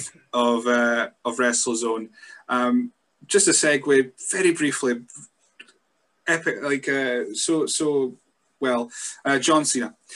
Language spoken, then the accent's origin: English; Scotland, United Kingdom; being a Scot myself